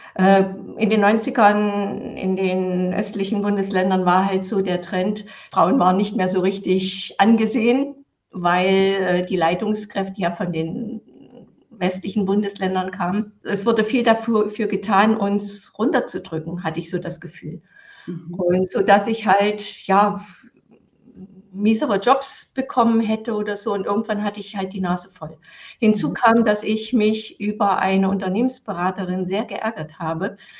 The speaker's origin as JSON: {"language": "German", "region": "East Germany", "country": "Germany", "tie": "born or raised there", "said": "ich bin im Sozialismus aufgewachsen"}